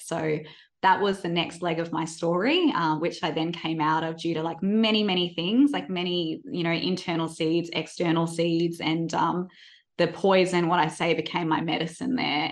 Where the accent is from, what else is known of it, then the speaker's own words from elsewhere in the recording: Perth, Western Australia, Australia; now in Melbourne, Australia; I grew up in Perth and I moved to Melbourne